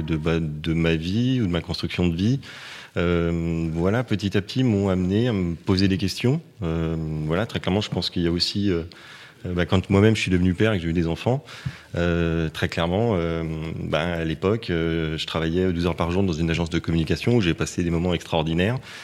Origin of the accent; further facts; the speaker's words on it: Paris, Île-de-France, France; je, suis né à Paris, j'ai été élevé à Paris